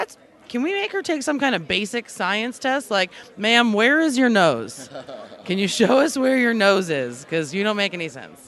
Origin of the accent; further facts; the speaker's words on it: New York, United States; also born or lived in Alaska; I'm from New York. I live originally from Long Island, and then I moved to Alaska because I didn't really like living in New York.